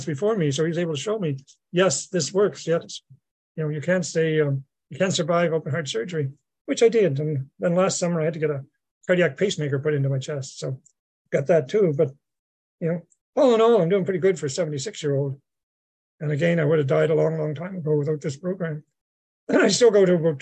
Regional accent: Mulgrave, Nova Scotia, Canada; moved away; my hometown, Mulgrave, in Nova Scotia

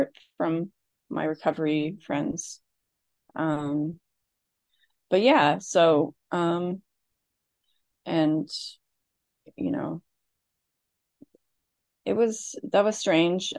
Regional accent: Midwest, United States; I grew up in the Midwest in an Irish Catholic family

